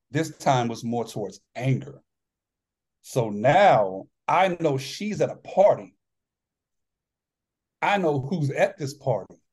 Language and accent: English; New York, United States; moved away; I'm originally from New York and a lot, oh, yeah. a lot of Italian friends